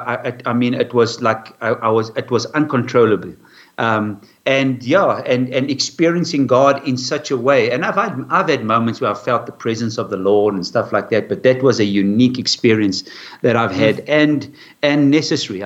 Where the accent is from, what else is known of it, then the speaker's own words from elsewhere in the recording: Durban, KwaZulu-Natal, South Africa; I was born in Durban, and from then I went to English school